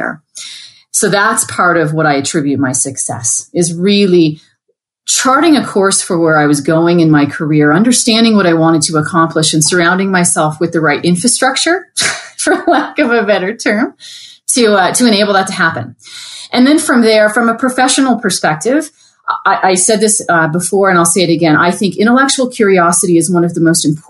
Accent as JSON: {"language": "English", "country": "Canada", "moved": "yes", "lives_now": "United States", "said": "I'm Canadian, living in the U.S."}